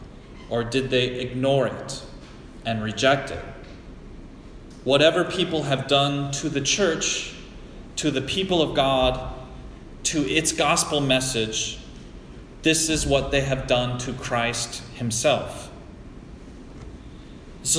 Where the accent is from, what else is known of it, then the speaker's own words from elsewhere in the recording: United States; As an American